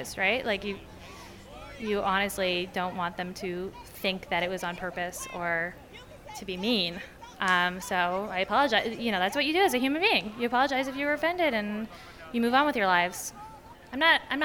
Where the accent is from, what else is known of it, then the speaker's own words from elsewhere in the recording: Toronto, Ontario, Canada; moved away as an adult; also born or lived in Crown Heights, Brooklyn, New York; now in New York, United States; I'm from Toronto, and I own a restaurant, Summerhill